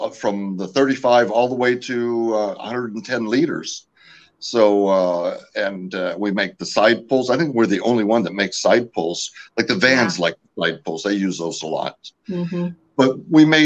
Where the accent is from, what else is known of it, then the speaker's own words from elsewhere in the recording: California, United States; first language French; I am originally from California. My parents immigrated the year I was born from Canada